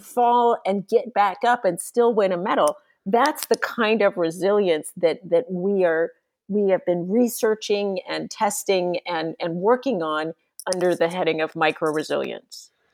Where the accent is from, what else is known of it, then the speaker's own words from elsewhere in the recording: San Diego, California, United States; I grew up in San Diego, California, and became a ski racer